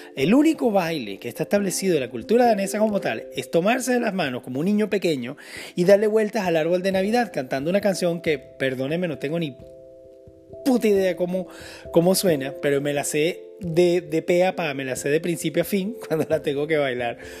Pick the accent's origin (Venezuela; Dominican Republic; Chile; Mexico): Venezuela; moved away; yo vengo de Venezuela, que es un país 95% cristiano